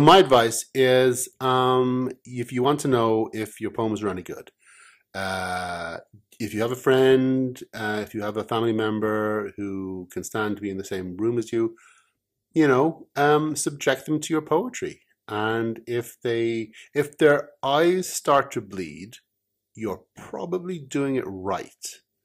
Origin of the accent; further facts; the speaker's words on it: Ireland; I'm an Irish pirate